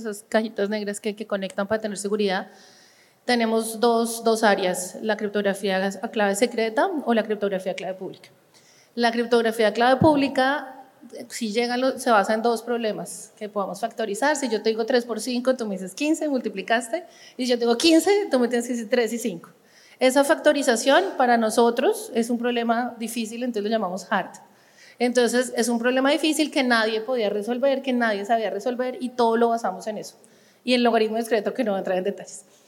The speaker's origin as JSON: {"language": "Spanish", "country": "Colombia", "also_born_or_lived": "France / Copenhagen, Denmark", "moved": "as an adult", "said": "después me volví a Colombia por motivos de familia, quería volver al país."}